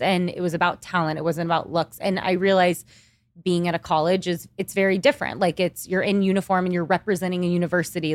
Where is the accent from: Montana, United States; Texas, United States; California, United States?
Texas, United States; Kingwood; moved away as an adult; also born or lived in Austin, Texas; now in New York City, United States; I grew up in Texas my entire life